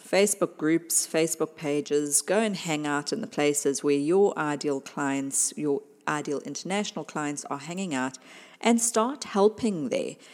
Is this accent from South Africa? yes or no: yes; South Africa; my home country, South Africa